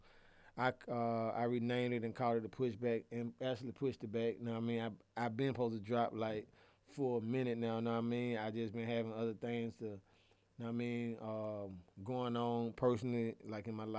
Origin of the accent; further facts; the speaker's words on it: Atlanta, Georgia, United States; I grew up in Titwood